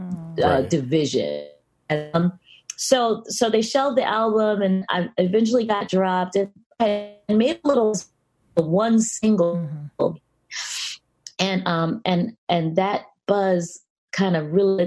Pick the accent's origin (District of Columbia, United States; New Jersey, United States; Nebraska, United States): District of Columbia, United States; Washington; moved away as an adult; also born or lived in New York; now in Los Angeles, United States; I was raised in DC, Maryland, and the DMV